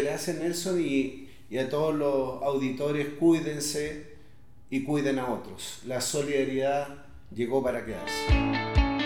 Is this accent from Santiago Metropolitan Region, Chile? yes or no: yes; Independencia, Santiago Metropolitan Region, Chile; los antiguos barrios en los cuales yo crecí, en Independencia